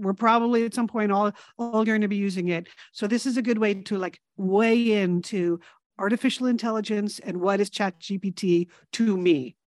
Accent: New England, United States; one of the big gaps in my education is that where we grew up in New England, you really only learned about New England.

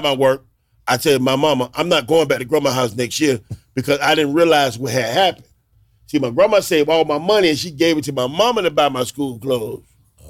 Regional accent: South Carolina, United States; Rice with everything, a light bread, a cornbread, and growing up in South Carolina, over there, those are the Geechee people.

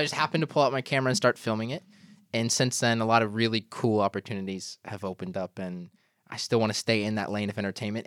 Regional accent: Georgia, United States; moved away as an adult; now in New York, United States; I'm from Georgia

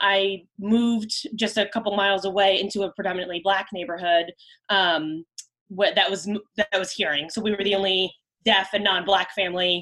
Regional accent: Prince George's County, Maryland, United States; I was born and raised in Maryland, just outside of the Washington, D.C. area, in PG County

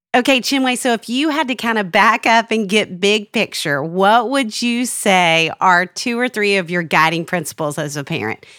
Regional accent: Little Rock, Arkansas, United States; I'm from Little Rock, Arkansas, and I went to Central High School for a year

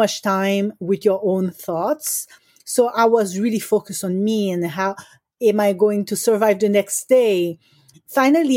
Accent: Haiti; moved away; I grew up in Haiti

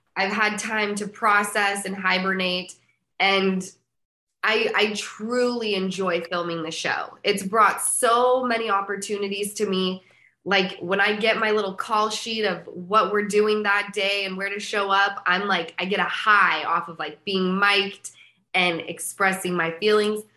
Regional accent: Utah, United States; moved away; I'm from Utah

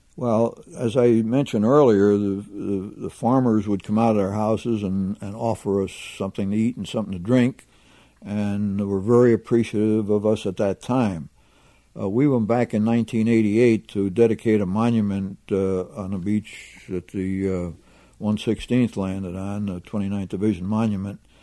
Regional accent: Pennsylvania, United States; I was from Pennsylvania

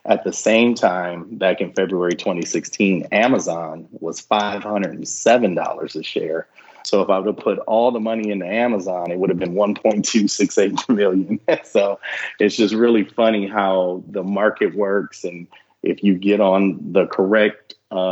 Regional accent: Michigan, United States; moved away; I'm a guy from Michigan.

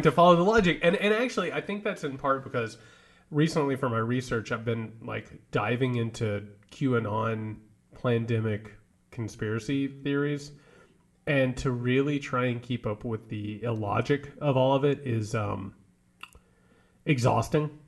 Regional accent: Indiana, United States; now in Georgia, United States; I grew up in Indiana

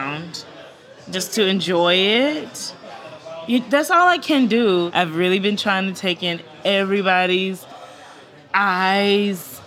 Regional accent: South Carolina, United States; I'm from South Carolina

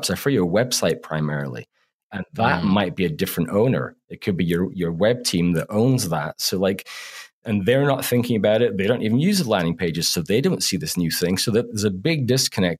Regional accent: Canada; us being Canadian that we're apologetic in our content

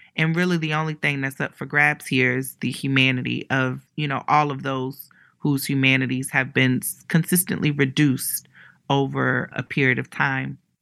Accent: Ohio, United States; moved away; also born or lived in New York City; I'm from Ohio and, you know, I tell people so much, there's, there's no L G B T center where I grew up

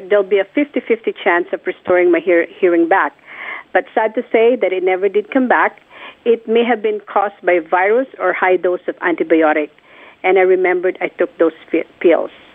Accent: Philippines; born or raised there; moved away

